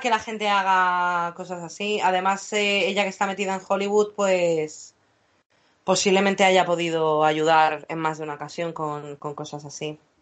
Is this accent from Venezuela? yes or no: no; England, United Kingdom; como buena inglesa que soy